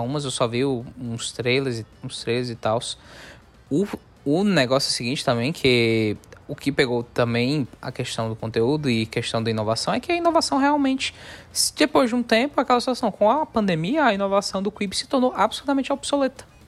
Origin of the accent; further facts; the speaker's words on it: Northeast Region, Brazil; a gente é, nós somos nordestinos